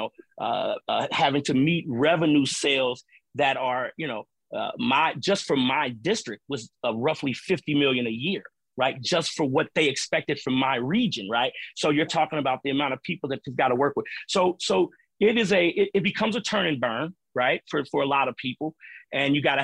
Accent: Cincinnati, Ohio, United States; moved away as an adult; also born or lived in Boston; I grew up in the urban core where I'm from in Cincinnati

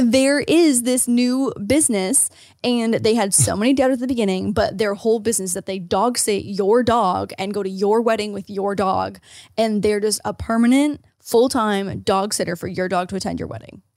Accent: Ontario, Canada; As an Ontarian

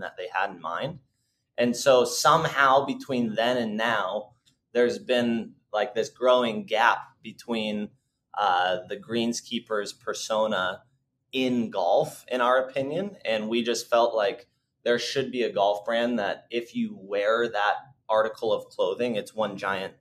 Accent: Northern Arizona, United States; the course that we grew up playing in Northern Arizona

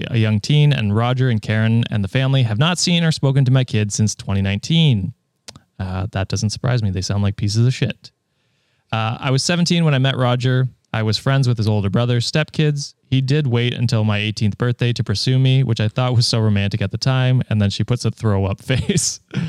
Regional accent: Ontario, Canada; Number one, yes, I am Canadian. Ontarian, in fact. God damn it.

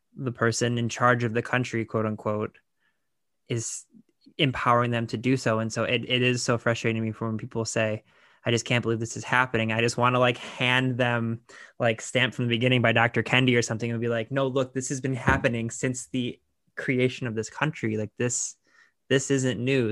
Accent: Lorain, Ohio, United States; I'm from Laredo, Ohio, where Toni Morrison is from

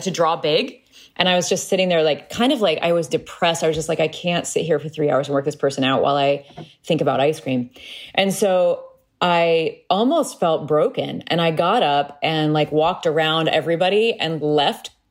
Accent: Peoria, Illinois, United States; Growing up in Peoria, Illinois

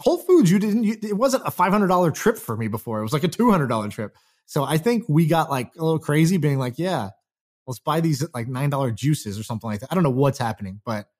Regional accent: Houston, Texas, United States; I grew up in Houston, Texas in middle school.

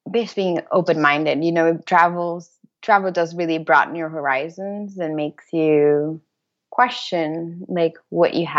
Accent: Brazil; also born or lived in Hamburg / Washington D.C. / Madrid; now in Birmingham, Michigan, United States; I'm from Brazil

